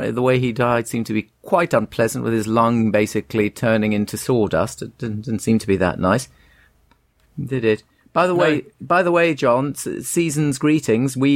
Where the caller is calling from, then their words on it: England, United Kingdom; I'm writing from Canada. I don't miss anything about England at all